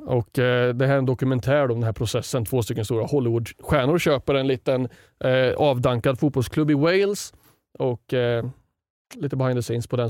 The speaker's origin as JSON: {"language": "Swedish", "town": "Sundsvall", "region": "Västernorrland County", "country": "Sweden", "tie": "born or raised there", "said": "Jag växte upp i Sundsvall"}